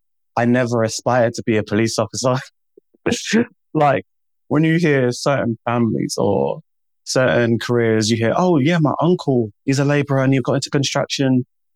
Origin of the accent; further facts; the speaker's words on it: Jamaica; now in United Kingdom; The black community, I'm Jamaican.